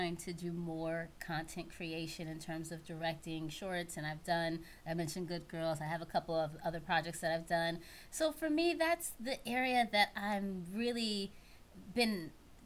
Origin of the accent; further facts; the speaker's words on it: New York, United States; I grew up in New York.